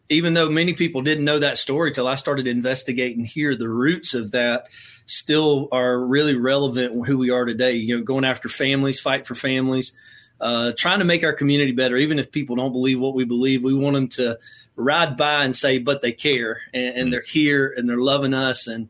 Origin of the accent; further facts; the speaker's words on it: Newnan, Georgia, United States; moved away as an adult; also born or lived in Augusta, Georgia / North Augusta, South Carolina / Bethlehem, Georgia; I started serving in my hometown there.